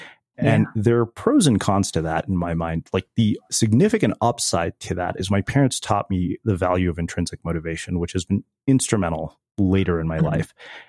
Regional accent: Riverside, California, United States; I grew up in Southern California as well. So, you know, I know it well, but I'm from Riverside, which, you know, people in Orange County basically consider the ghetto

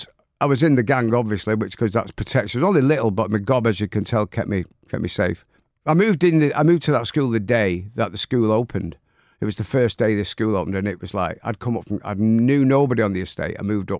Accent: Manchester, North West England, United Kingdom; born or raised there

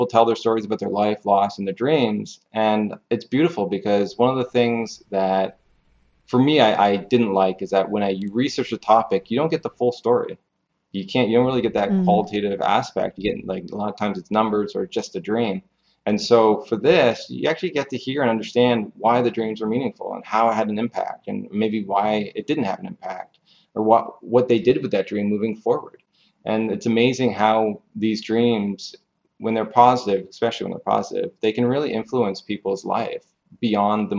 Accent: Canada; I'm from Canada.

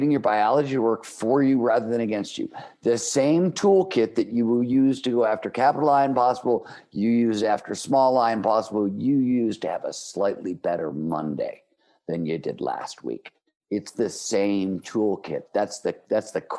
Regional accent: Cleveland, Ohio, United States; I grew up in Cleveland, Ohio in the 1970s

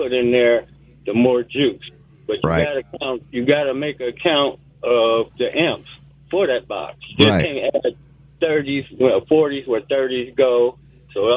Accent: Ohio, United States; moved away as an adult; now in Mississippi, United States; I'm from Ohio. I've been electric in Ohio.

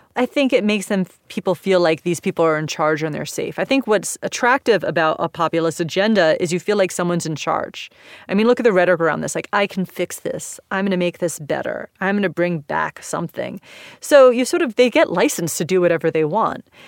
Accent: United States; I'm American

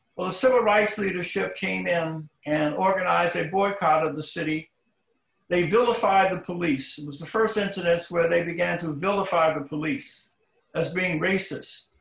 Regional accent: Philadelphia, Pennsylvania, United States; my hometown of Philadelphia

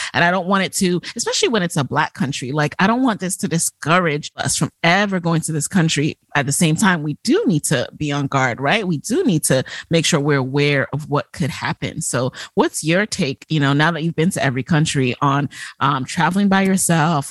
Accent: New York City, New York, United States; also born or lived in Jamaica; I was born in Jamaica, grew up in the Bronx

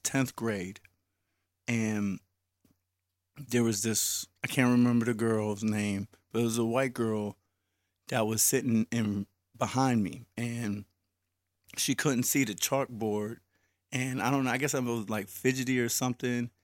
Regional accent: Wilkinsburg, Pennsylvania, United States; I was from Wilkinsburg

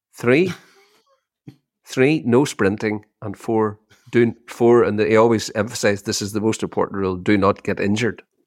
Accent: Ireland; We've had a massive resurgence here in Ireland in the Irish language

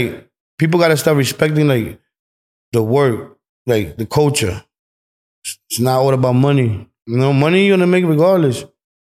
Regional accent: New York City, New York, United States; Bro, I'm from New York.

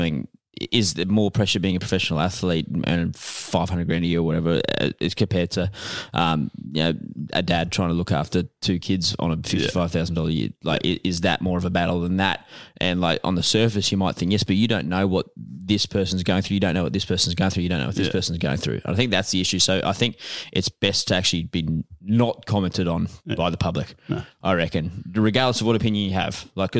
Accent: Australia; We're Australian.

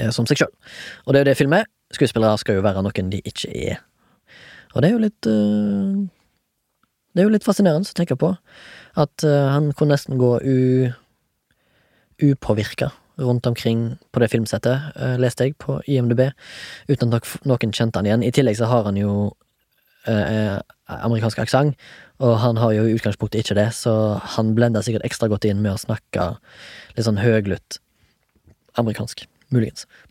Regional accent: Haugesund, Rogaland, Norway; jeg er fra Haugesund

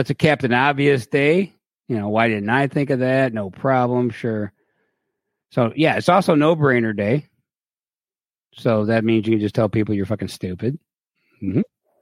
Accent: Cleveland, Ohio, United States; I'm from Cleveland

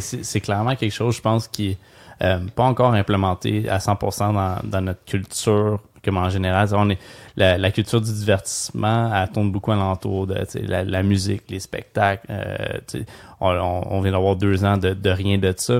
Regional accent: Gatineau, Quebec, Canada; j'ai grandi à Gatineau

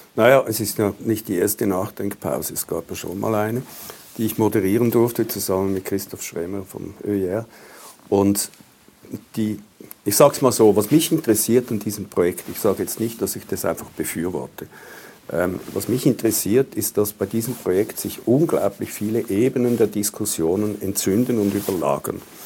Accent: Switzerland; als Schweizer

